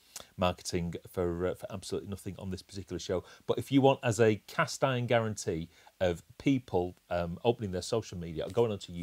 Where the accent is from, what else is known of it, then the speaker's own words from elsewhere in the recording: England, United Kingdom; we're English